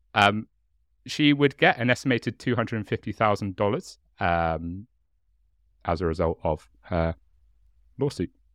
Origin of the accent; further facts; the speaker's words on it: Hastings, South East England, United Kingdom; accent: chav; I'm from Hastings, and we can't speak the English language in Hastings